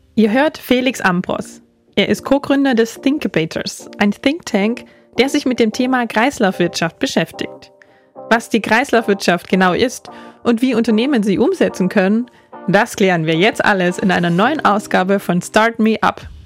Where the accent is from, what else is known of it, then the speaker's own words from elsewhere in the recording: Germany; now in Austria; Ich komme aus Deutschland